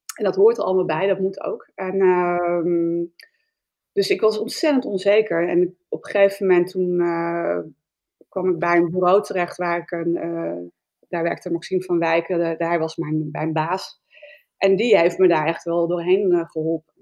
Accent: Spakenburg, Utrecht, Netherlands; Ik kom uit Spakenburg en ik kom uit een ondernemersfamilie

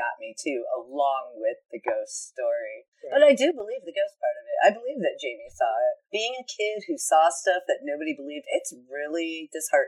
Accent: Saginaw, Michigan, United States; moved away as an adult; my hometown of Saginaw, Michigan

